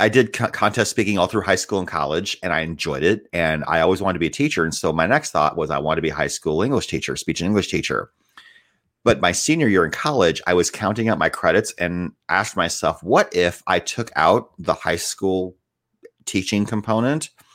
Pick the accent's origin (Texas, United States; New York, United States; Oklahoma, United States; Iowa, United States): Iowa, United States; Northwood; also born or lived in Decatur, Illinois; I grew up in a little town called Northwood, Iowa